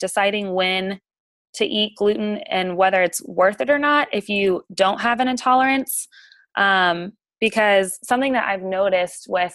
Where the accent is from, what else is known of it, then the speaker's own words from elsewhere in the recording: Virginia, United States; moved away as an adult; now in Alabama, United States; I'm originally from Virginia